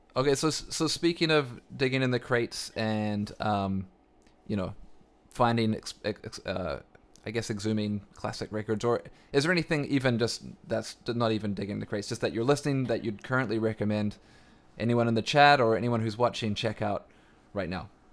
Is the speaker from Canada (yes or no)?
yes; Canada; as a Canadian